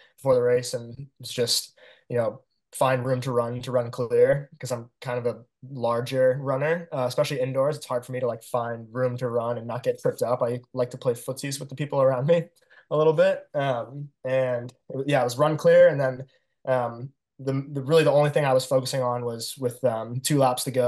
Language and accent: English; Arizona, United States; moved away as an adult; now in Baltimore, United States; I'm born and raised in Arizona